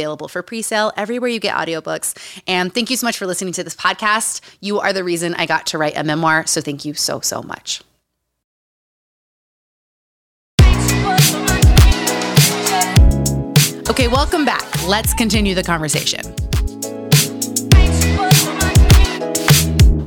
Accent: Utah, United States; Growing up in Utah

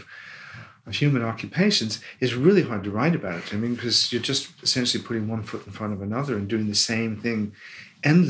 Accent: Des Moines, Iowa, United States; moved away as an adult; now in United Kingdom; Des Moines, my hometown

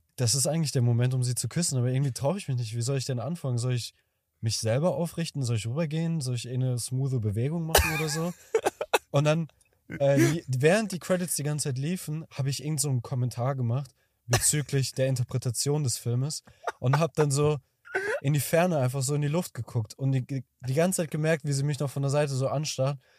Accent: Kazakhstan; moved away; ich komme aus Kasachstan

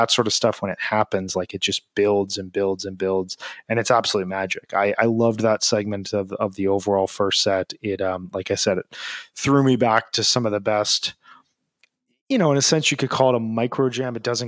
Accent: Chicago, Illinois, United States; As a Chicagoan who loves having his hot dog dragged through the garden, there is nothing like a Dirty Water Dog.

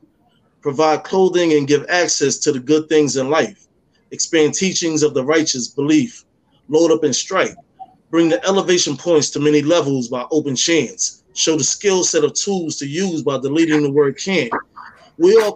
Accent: New York City, New York, United States; I was born and raised in Harlem

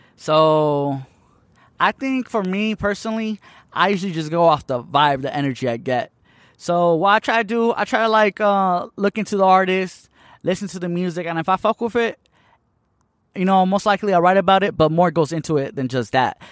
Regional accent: Tucson, Arizona, United States; also born or lived in Hermosillo, Sonora, Mexico; I've been in Tucson, Arizona since I was, like, one and a half years old. So, I basically grew up here

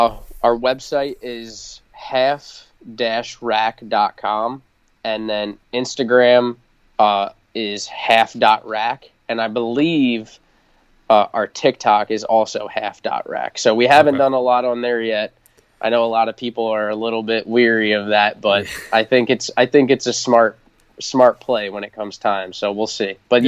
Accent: New York, United States; because I'm from Long Island originally

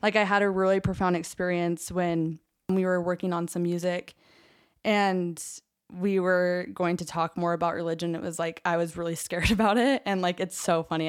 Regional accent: Orem, Utah, United States; I grew up in Orem, center of Mormonism.

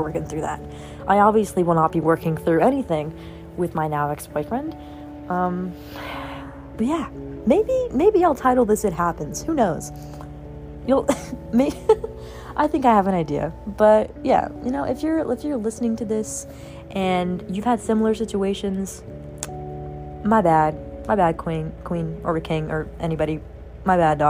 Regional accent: Louisiana, United States; I'm from Louisiana

